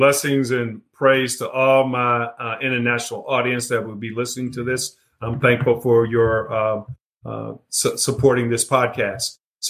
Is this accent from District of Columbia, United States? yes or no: yes; Washington, District of Columbia, United States; moved away as an adult; also born or lived in Texas / Atlanta, Georgia; now in Charlotte, United States; So I grew up in Washington, D.C., attended Howard University undergrad, University of Texas for my MBA.